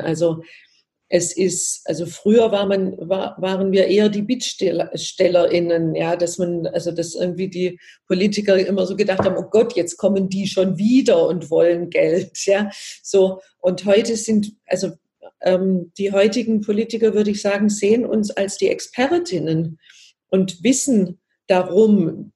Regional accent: Baden-Württemberg, Germany; ich komme ja aus Baden-Württemberg

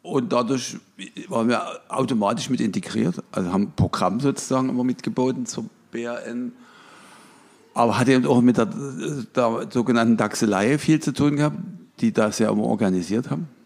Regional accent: Dresden, Saxony, Germany; Ich bin aus Dresden.

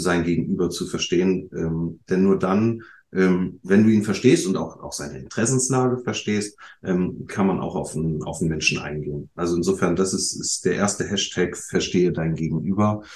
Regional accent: Bremen, Germany; als Bremer

